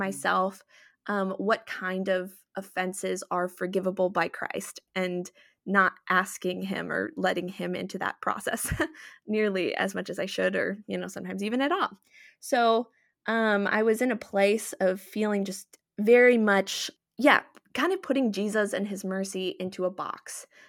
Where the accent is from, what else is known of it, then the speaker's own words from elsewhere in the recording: Minnesota, United States; I was born and raised in Minnesota